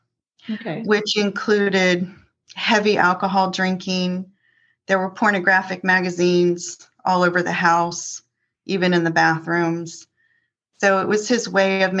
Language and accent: English; Northern Virginia, United States; also born or lived in Columbus, Ohio; moved my younger sister and I to Northern Virginia